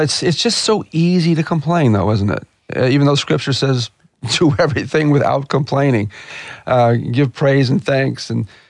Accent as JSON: {"language": "English", "town": "Chicago", "region": "Illinois", "country": "United States", "moved": "yes", "said": "I'm from Chicago originally"}